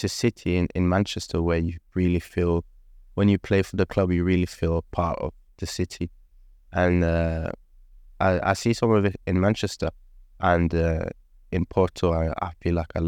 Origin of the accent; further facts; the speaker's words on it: Oslo, Norway; So I'm born and raised in Oslo. Was born in 2003. I grew up in a small place in Oslo called Torsen.